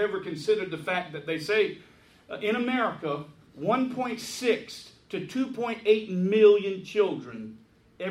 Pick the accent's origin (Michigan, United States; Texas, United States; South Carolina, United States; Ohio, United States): South Carolina, United States; Hilton Head Island; my hometown of Hilton Head.